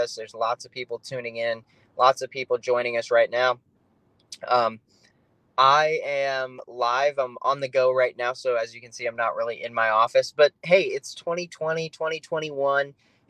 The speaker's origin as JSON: {"language": "English", "region": "South Dakota", "country": "United States", "lives_now": "Phoenix, United States", "said": "I'm from South Dakota. My wife's from North Dakota. Love the Dakotas."}